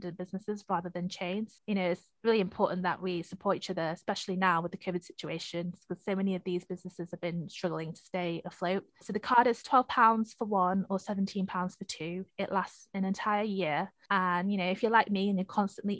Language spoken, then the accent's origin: English; Sheffield, Yorkshire and the Humber, United Kingdom; I'm from Sheffield